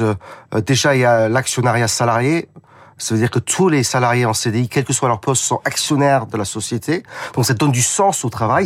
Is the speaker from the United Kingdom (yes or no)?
yes; United Kingdom; accent: British; French is a second language; now in France; j'ai un petit accent parce que je suis britannique